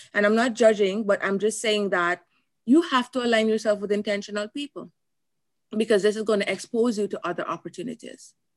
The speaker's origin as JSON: {"language": "English", "country": "Jamaica", "moved": "as an adult", "lives_now": "United States", "said": "coming from Jamaica"}